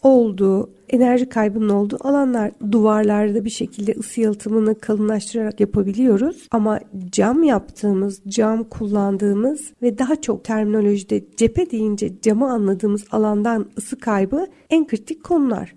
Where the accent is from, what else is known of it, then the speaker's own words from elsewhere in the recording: Antalya, Turkey; now in Istanbul, Turkey; Ben şimdi Antalya'da büyüdüm